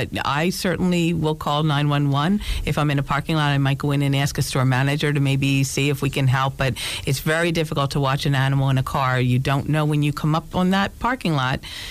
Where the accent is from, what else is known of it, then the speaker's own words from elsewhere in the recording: Philadelphia, Pennsylvania, United States; accent: Philly; moved away as an adult; now in Scranton, United States; I'm originally from Philly.